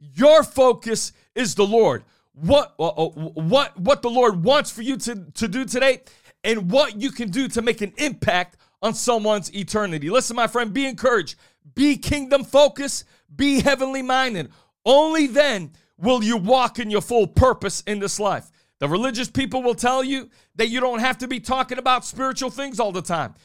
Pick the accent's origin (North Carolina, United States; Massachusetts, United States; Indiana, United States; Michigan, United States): Massachusetts, United States; New Bedford; I was thirteen years old growing up on Gene Street in New Bedford, Massachusetts